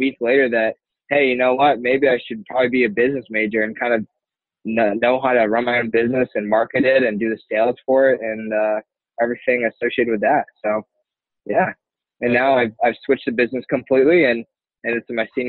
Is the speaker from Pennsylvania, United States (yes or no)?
no; Glastonbury, Connecticut, United States; also born or lived in the South (US); now in Springfield, United States; I'm from Glastonbury, Connecticut. That's where I graduated high school from